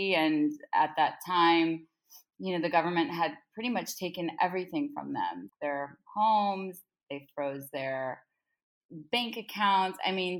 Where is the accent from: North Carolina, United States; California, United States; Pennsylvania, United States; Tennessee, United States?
California, United States; Laguna Beach; moved away as an adult; now in New York City, United States; I'm originally from Laguna Beach, California, and I've been living in New York City for 18 years now.